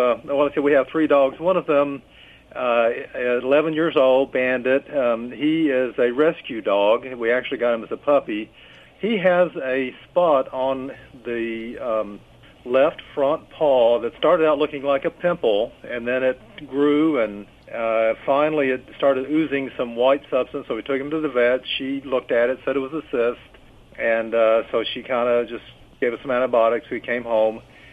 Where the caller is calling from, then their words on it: Kentucky, United States; Calling from Kentucky.